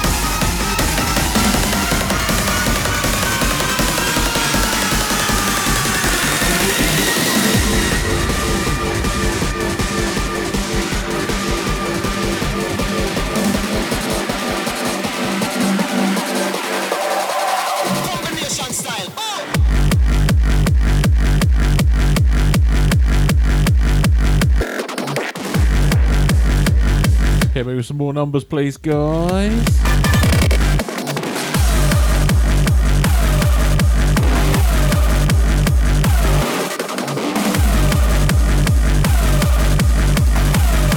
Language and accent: English; Norwich, East of England, United Kingdom; I'm from Norwich